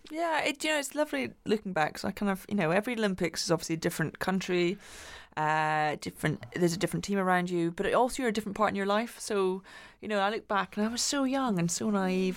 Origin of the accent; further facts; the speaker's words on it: Glasgow, Scotland, United Kingdom; When I was growing up in Glasgow